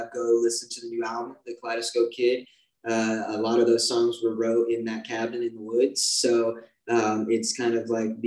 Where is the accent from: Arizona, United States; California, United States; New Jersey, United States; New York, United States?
Arizona, United States; being from Arizona